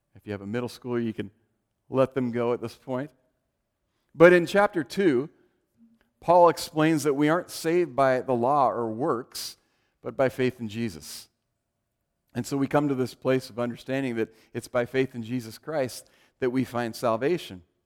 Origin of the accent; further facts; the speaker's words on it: Oregon, United States; also born or lived in California; we moved from California to Oregon when I was five